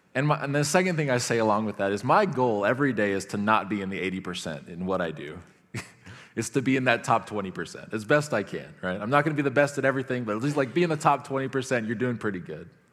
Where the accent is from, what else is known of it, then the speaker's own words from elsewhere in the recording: United States; I'm an American.